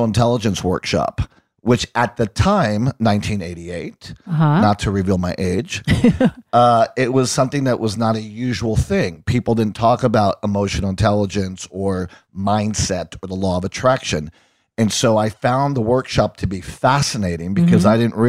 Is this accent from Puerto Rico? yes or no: yes; Puerto Rico; moved away as an adult; also born or lived in Long Island, New York, United States / Boston, United States; I was born in New York and Long Island, Jewish from Long Island. And when I was one, my family moved to Puerto Rico and I stayed there until I graduated high school and then moved to Boston to go to college.